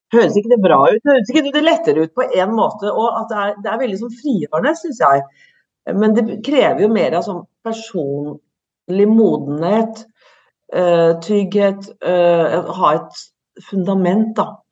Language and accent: Norwegian; Norway; mine foreldre kom fra Italia, jeg er født og oppvokst i Norge